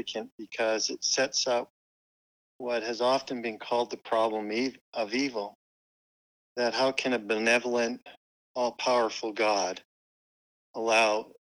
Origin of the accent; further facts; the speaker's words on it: Calgary, Alberta, Canada; moved away as an adult; also born or lived in Utah / Cedar City; I was born and raised in Calgary, Alberta, Canada